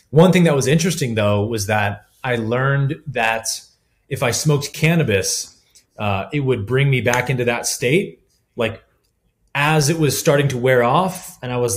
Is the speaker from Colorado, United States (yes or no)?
yes; Colorado, United States; also born or lived in California; uh, I grew up in Colorado for four years of my life and always kind of knew I wanted to go back there at some point.